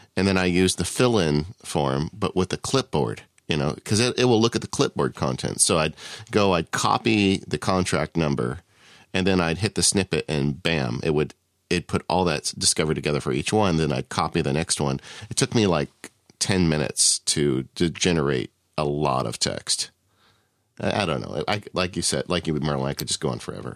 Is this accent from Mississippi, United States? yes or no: no; Southern California, United States; I'm from Southern California